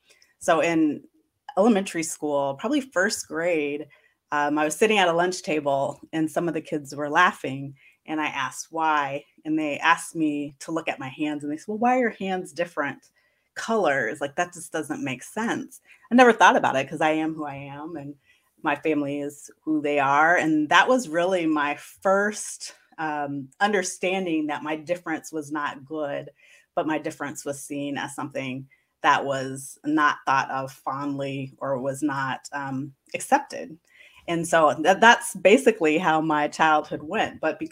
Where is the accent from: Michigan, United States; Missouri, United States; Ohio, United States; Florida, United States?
Missouri, United States; Kansas City; Yeah, I said because I went to predominantly white schools growing up that I wanted to do something a little different and attend a historically black college and university.